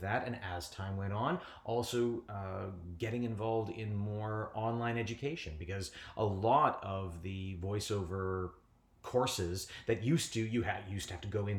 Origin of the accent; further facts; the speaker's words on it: Niagara Falls, Ontario, Canada; Well, I was born and raised in Niagara Falls. I'm generally the only person anyone's ever met from Niagara Falls. They always say, oh, that's interesting. I'm from a little village called Chippewa.